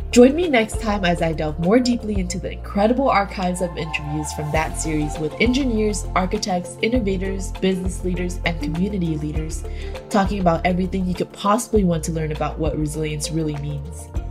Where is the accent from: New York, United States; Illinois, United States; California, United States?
California, United States; Growing up in California